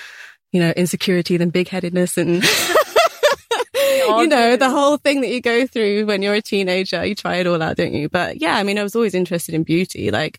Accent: Bath, South West England, United Kingdom; Yeah, so like in Bath. Yeah.

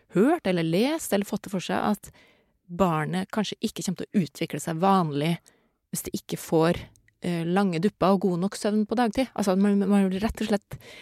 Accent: Norway; jeg er jo norsk

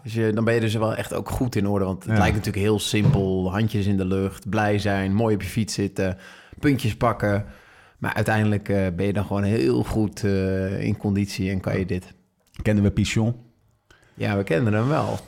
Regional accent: Netherlands; als Nederlanders

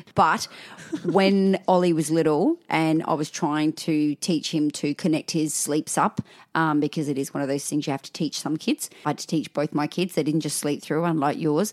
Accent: Australia; accent: Aussie; I'm talking Aussie 'cause my mum's Scottish

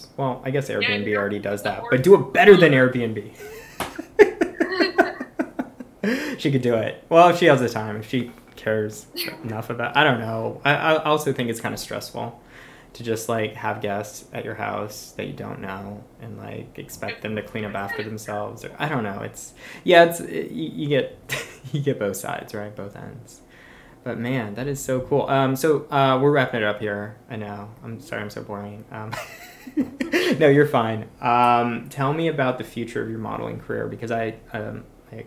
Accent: Florida, United States; moved away; I grew up in Florida

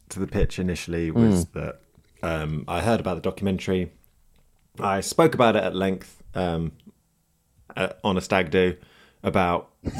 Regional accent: Manchester, North West England, United Kingdom; accent: Manc; Can you not hear my Manc accent coming out loud and proud?

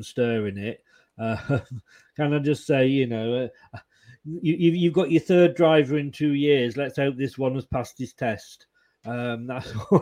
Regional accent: Leicester, East Midlands, United Kingdom; moved away as an adult; also born or lived in Blackpool; I was born in Leicester. I moved to Blackpool when I was 21

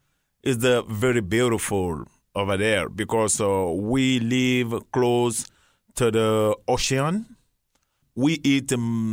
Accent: Guinea; moved away as an adult; now in United States; I'm from Guinea, West Africa. I'm original Guinean.

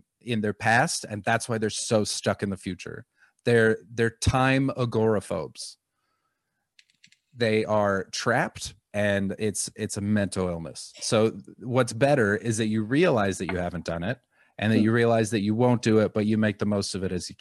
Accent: Vancouver, British Columbia, Canada; now in London, United Kingdom; I'm from Vancouver

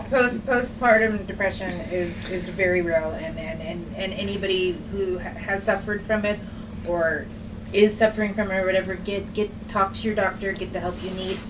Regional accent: Southern California, United States; now in Dodge City, United States; I was born and raised in Southern California. Well, mostly anyway. Right. I'm a Cali girl.

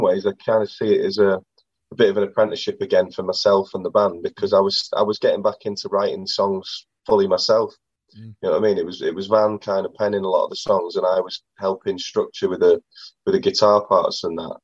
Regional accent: Accrington, North West England, United Kingdom; I'm originally from Accrington

